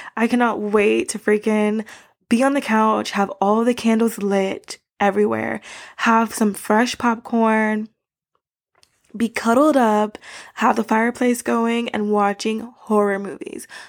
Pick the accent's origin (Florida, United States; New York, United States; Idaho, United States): Florida, United States; Miami; moved away as an adult; now in Japan; I grew up in Florida